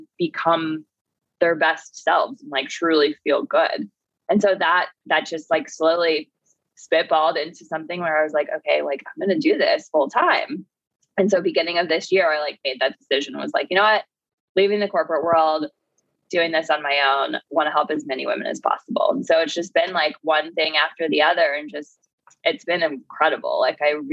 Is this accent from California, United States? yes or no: no; Florida, United States; moved away; I'm from Florida originally